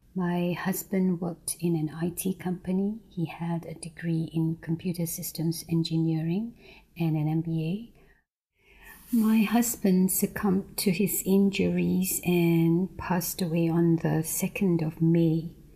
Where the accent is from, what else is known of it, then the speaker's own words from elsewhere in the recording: Singapore; moved away as an adult; now in Christchurch, New Zealand; I'm from Singapore.